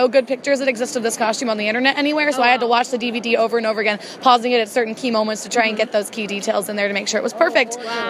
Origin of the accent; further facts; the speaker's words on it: Phoenix, Arizona, United States; now in Anaheim, United States; I'm from Anaheim right now because I work in Disneyland, but I am from Phoenix, so this is my home convention.